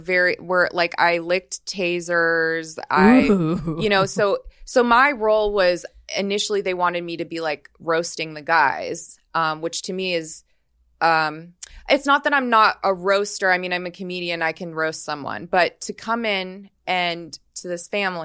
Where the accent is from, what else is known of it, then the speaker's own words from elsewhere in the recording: Las Vegas, Nevada, United States; I'm from Vegas.